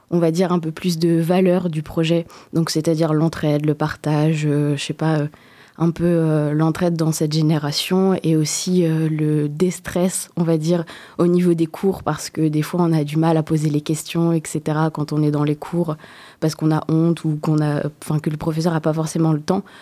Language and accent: French; Réunion; moved away as an adult; now in Poitiers, France; quand je suis arrivée sur Poitiers, parce que je viens de l'île de la Réunion